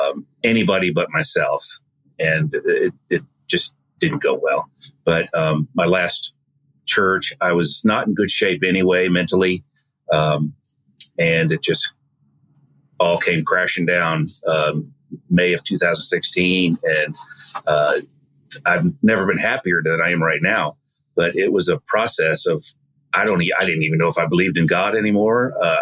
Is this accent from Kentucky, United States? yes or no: no; Wisconsin, United States; now in South Carolina, United States; Well, I am originally from Wisconsin, so if I talk funny, that's why. But I've lived in South Carolina most of my life, married here, educated here, all that, had children here.